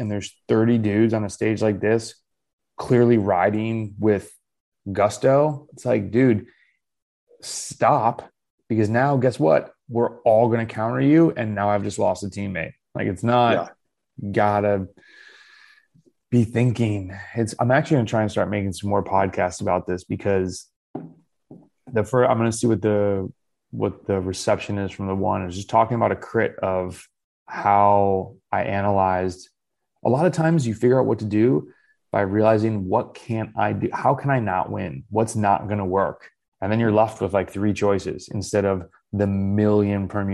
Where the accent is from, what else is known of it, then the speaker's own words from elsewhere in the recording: United States; Being an American cyclist